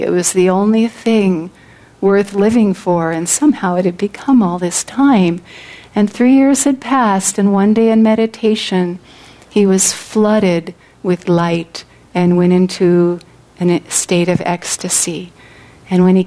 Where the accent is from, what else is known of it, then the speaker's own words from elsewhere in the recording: California, United States; I come from California, which I do in this incarnation on the material plane